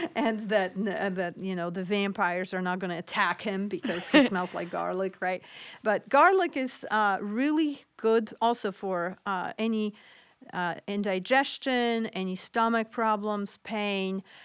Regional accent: Poland; moved away; I grew up in Poland, so my family always used a lot of different home remedies

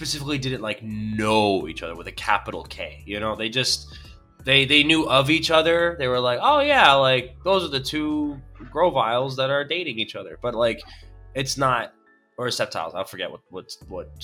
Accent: New York, United States; I'm a New Yorker

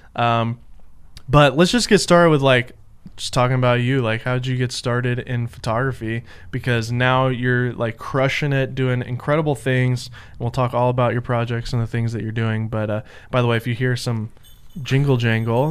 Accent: Nashville, Tennessee, United States; I'm from Nashville

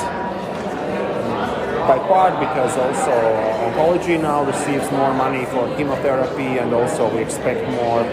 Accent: Riga, Latvia; I'm from Riga, Latvia.

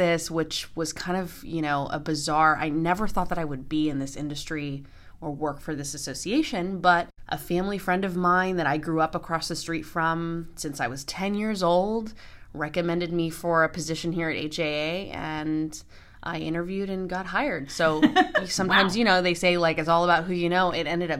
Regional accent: Houston, Texas, United States; So I am born and raised in Houston, Texas.

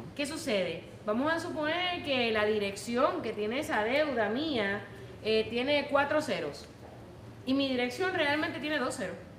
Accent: Puerto Rico; now in United States; los que venimos de Puerto Rico

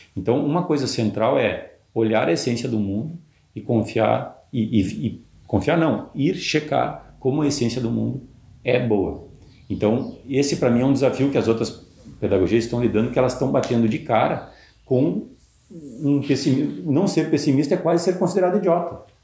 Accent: interior of Rio Grande do Sul, Brazil; also born or lived in Porto Alegre; Eu sou do interior do Rio Grande do Sul

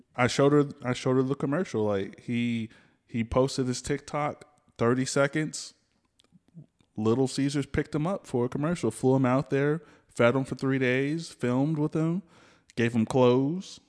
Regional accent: the South, United States; I'm from the South

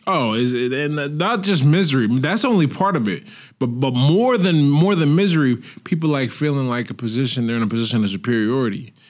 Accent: United States; now in Portugal

